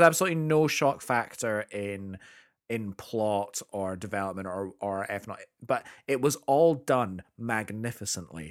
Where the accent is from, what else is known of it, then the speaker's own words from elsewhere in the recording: United Kingdom; as a Brit